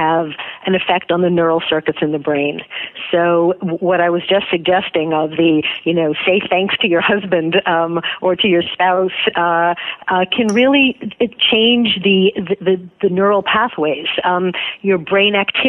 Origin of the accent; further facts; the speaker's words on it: United States; I was born in America